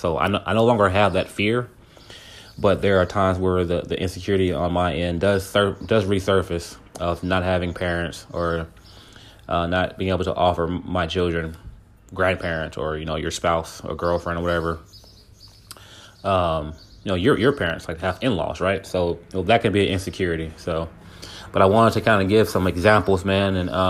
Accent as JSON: {"language": "English", "region": "California", "country": "United States", "lives_now": "Texas, United States", "said": "just moving to Texas, like, because I'm from California. So, you know, when I came from California to Texas, man, I didn't dress like anybody here."}